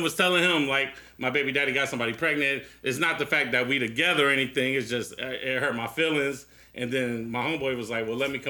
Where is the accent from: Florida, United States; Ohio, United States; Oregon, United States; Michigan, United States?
Ohio, United States; Newark; And I'm from Newark.